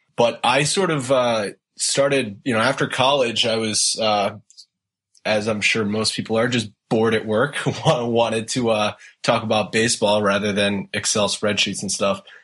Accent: Rhode Island, United States; now in Boston, United States; I grew up in Rhode Island, uh, and actually, right now I live in Boston

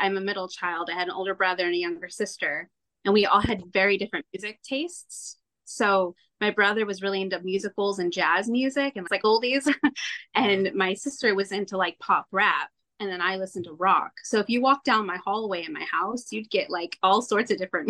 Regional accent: California, United States; So I grew up in Southern California

